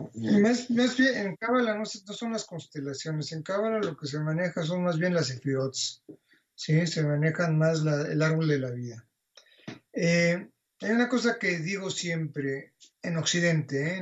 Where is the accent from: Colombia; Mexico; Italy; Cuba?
Mexico; moved away as an adult; also born or lived in Barcelona; Cuando yo salí de México en el año 82